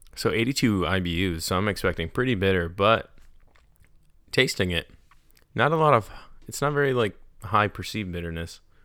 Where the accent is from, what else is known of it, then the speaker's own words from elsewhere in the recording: New York, United States; now in North Carolina, United States; I'm from New York